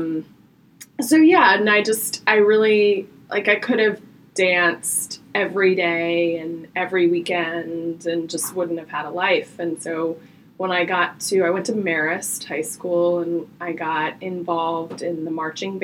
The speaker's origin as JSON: {"language": "English", "town": "Marietta", "region": "Georgia", "country": "United States", "tie": "born or raised there", "said": "I am born and raised in Marietta, Georgia"}